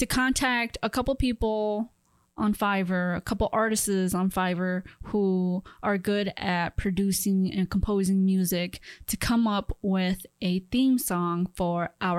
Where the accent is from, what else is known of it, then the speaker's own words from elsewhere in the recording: India; Sorry, I'm from India.